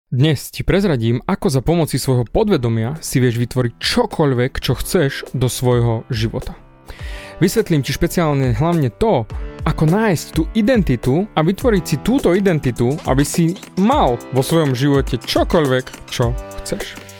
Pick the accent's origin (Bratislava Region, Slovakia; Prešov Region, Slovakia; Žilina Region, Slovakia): Prešov Region, Slovakia; Snina; Narodil som sa v Sníne, na východe